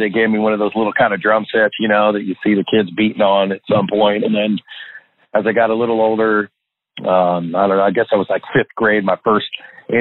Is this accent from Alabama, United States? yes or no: no; Walnut Creek, California, United States; also born or lived in Pleasant Hill, California / Red Bluff, California; I grew up in Northern California, actually, little town. Spent part of my time in a little town called Pleasant Hill, my first part of my young years, and then, or say younger years, and then we moved to another one town over to Walnut Creek, California